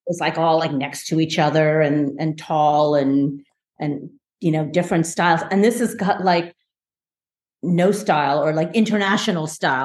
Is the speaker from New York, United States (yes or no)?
no; New Jersey, United States; also born or lived in India; my first several years of growing up in in in this country in the states, um, I grew up in New Jersey